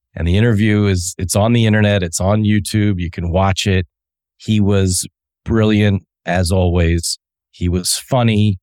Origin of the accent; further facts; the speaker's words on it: Delaware, United States; also born or lived in Chadds Ford, Pennsylvania; I grew up in Delaware and that was my hometown